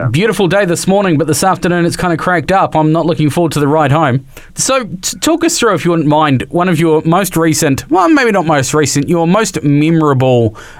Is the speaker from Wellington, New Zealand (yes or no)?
no; Dunedin, Otago, New Zealand; I come from Dunedin